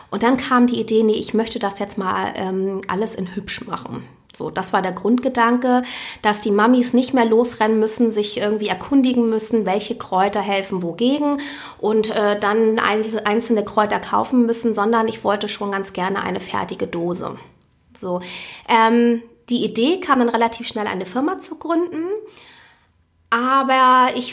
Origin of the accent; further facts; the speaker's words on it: Hamburg, Germany; ich bin gebürtige Hamburgerin.